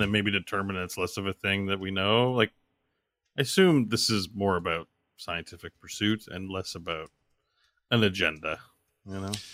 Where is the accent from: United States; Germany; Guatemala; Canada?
Canada; me as a Canadian